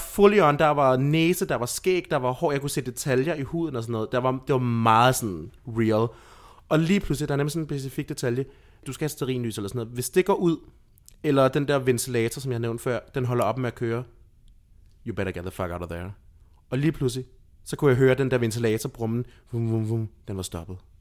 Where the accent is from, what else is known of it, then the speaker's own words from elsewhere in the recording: Lolland, Zealand, Denmark; jeg voksede op i et samfund, som var meget intermissionsk. Mm-hmm. For jeg er fra Lolland